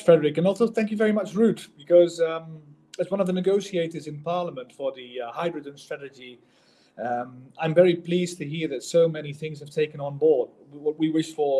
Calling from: The Hague, South Holland, Netherlands; in the Netherlands, I'm calling from The Hague

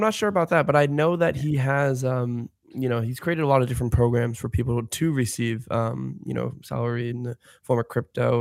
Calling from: Chicago, Illinois, United States; I'm calling in from Chicago right now. I'm based in Chicago

